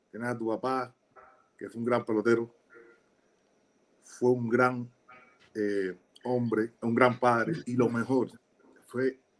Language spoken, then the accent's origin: Spanish; Havana, Cuba; gracias por darme la oportunidad porque soy habanero, pero mis equipos eran de Río.